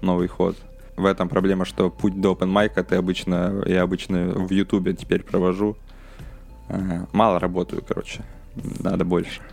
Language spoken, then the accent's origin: Russian; Udmurtia, Russia; moved away as an adult; now in Moscow, Russia; я в селе рос в Удмуртии